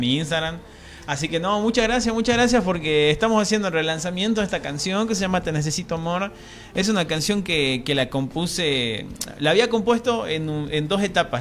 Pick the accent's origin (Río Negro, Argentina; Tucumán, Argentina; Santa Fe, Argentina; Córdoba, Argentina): Tucumán, Argentina; accent: tucumano; mi acento tucumano